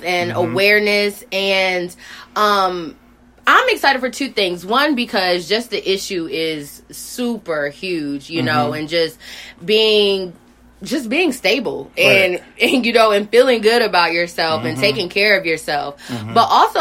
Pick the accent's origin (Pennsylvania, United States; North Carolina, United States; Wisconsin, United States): North Carolina, United States; We are from North Carolina.